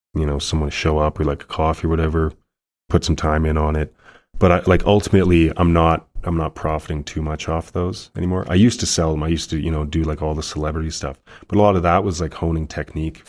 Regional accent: Calgary, Alberta, Canada; born and raised Calgarian

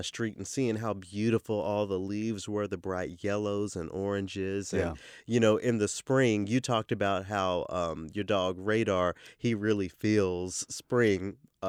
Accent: the South, United States; now in Minnesota, United States; I grew up in the South, so I don't mind feeling a little warm.

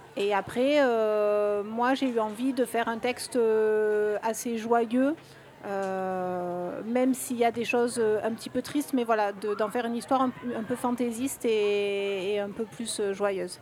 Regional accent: Marseille, Provence-Alpes-Côte d'Azur, France; je suis de Marseille

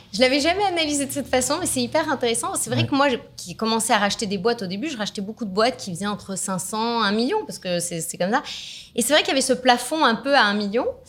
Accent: France; je suis née en France. je suis de nationalité franco-autrichienne. Mon papa est d'Autriche

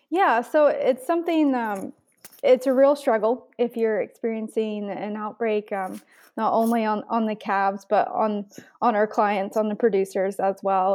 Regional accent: United States; moved away as an adult; now in Canada; I'm actually originally from the States. I grew up on a commercial cow calf operation

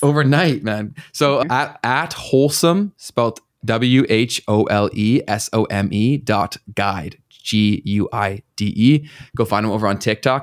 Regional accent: Canada; we already pay so much in taxes in this country

